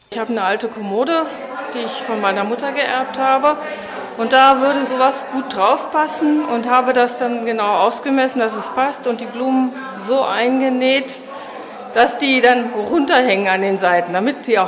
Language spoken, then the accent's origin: German; Gröbenzell, Bavaria, Germany; Ich komme aus Gröbenzell